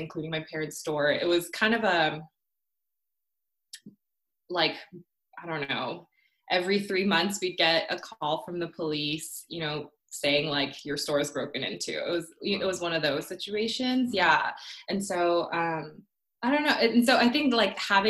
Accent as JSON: {"language": "English", "town": "Orlando", "region": "Florida", "country": "United States", "tie": "born or raised there", "also_born_or_lived": "Korea / Ocala, Florida", "second_language": "English", "lives_now": "Atlanta, United States", "said": "I immigrated here when I was 7. I was born in Korea, finished up to first grade there. And we moved to Florida"}